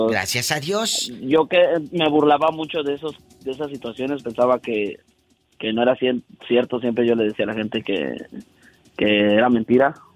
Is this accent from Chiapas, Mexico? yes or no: no; Tlapacoyan, Veracruz, Mexico; also born or lived in Toluca, Mexico; Eh, nací en Toluca, Estado de México, pero me registraron en Guerrero, pero viví muchos años en Veracruz.